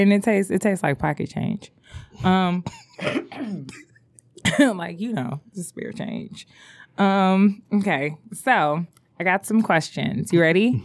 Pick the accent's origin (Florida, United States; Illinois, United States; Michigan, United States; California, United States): Michigan, United States; Detroit; I would say I was from the East Side